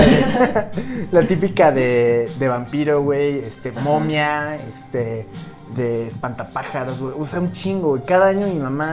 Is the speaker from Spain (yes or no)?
no; Mexico; como mexicanos